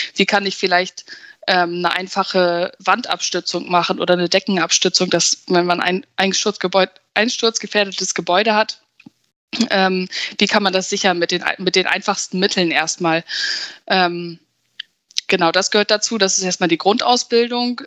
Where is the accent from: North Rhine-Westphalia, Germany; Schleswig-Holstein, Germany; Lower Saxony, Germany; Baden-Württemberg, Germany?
Lower Saxony, Germany; Verden; ich komme aus Pferden